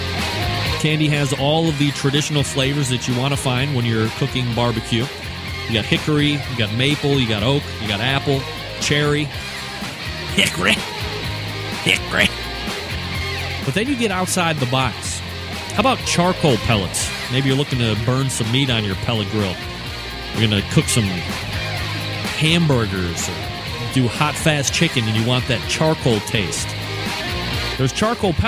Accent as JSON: {"language": "English", "town": "Cleveland", "region": "Ohio", "country": "United States", "said": "I'm from Cleveland"}